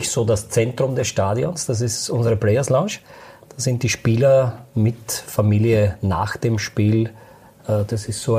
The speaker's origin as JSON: {"language": "German", "region": "Lower Austria", "country": "Austria", "said": "ich komme aus dem Waldviertel."}